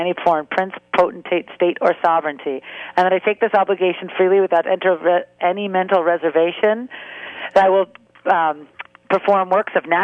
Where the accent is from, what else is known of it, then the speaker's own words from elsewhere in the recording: San Francisco, California, United States; moved away as an adult; now in New York, United States; I was born in San Francisco, and I've lived the first 20 years of my life in California